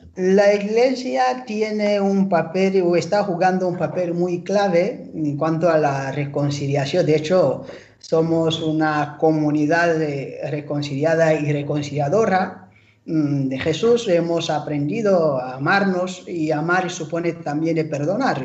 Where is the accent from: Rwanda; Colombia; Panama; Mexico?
Rwanda; now in Spain; soy nativo de Ruanda, un pequeño paraíso, digamos, en el corazón de África